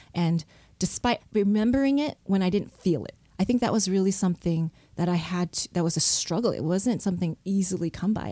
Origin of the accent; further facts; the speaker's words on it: Southfield, Michigan, United States; I was born in Michigan, in Southfield, Michigan, and we lived near, in a suburb of Detroit